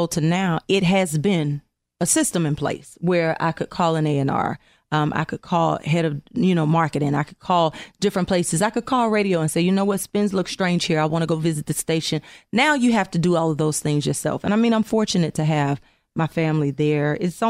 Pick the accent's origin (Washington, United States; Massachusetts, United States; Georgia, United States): Georgia, United States